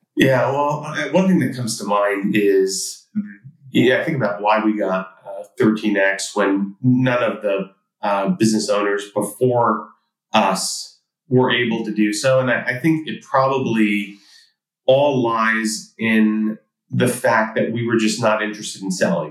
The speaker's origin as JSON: {"language": "English", "town": "New York City", "region": "New York", "country": "United States", "tie": "born or raised there", "said": "I grew up in Queens, New York, to uh, immigrant parents"}